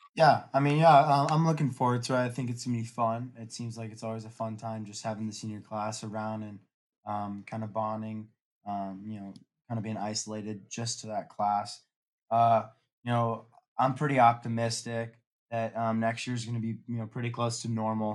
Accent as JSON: {"language": "English", "town": "Newport Beach", "region": "California", "country": "United States", "tie": "born or raised there", "said": "I'm from Newport Beach, California"}